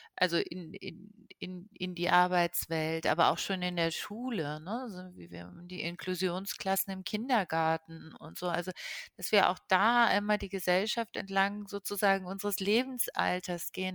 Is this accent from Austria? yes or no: no; Lisbon, Portugal; moved away; ich bin in Lissabon geboren